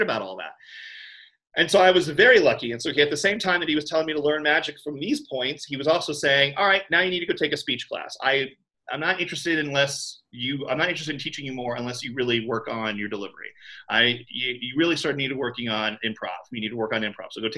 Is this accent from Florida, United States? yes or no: yes; Orlando, Florida, United States; I grew up in Orlando, Florida, cultural center of the world